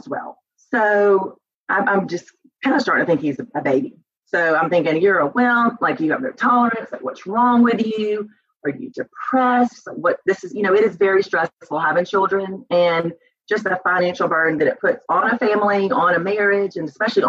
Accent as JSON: {"language": "English", "town": "Albany", "region": "Georgia", "country": "United States", "tie": "born or raised there", "also_born_or_lived": "Auburn", "moved": "as an adult", "said": "I was born and raised in Albany, Georgia, and lived there until I went to Auburn."}